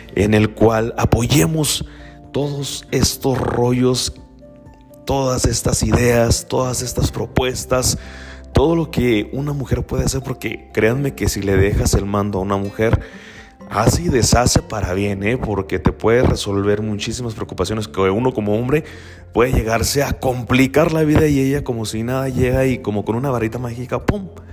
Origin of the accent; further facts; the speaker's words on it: Mexico; soy mexicano, y desafortunadamente como tal, eh, vivimos en una sociedad machista, eh, yo provengo de un pueblo